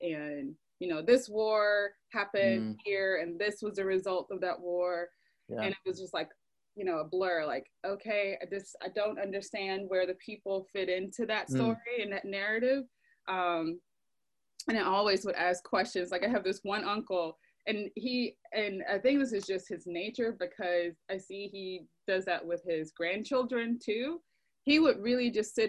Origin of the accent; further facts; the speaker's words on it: Decatur, Georgia, United States; moved away as an adult; also born or lived in Atlanta, Georgia / Griffin, Georgia / Athens, Georgia / New York; I grew up in DeKalb County